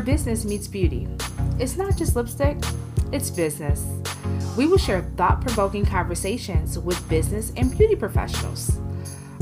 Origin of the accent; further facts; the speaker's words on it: Detroit, Michigan, United States; growing up in Southwest Detroit